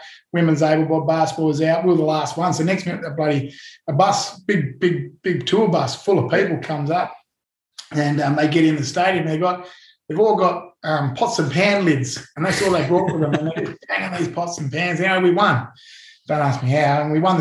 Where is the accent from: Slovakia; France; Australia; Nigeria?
Australia; Perth, Western Australia; being an Aussie